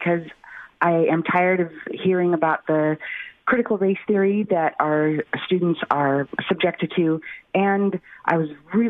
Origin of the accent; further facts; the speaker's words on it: Philippines; now in Everett, United States; I am half Filipino. I was born in the Philippines. I'm an immigrant and a naturalized citizen.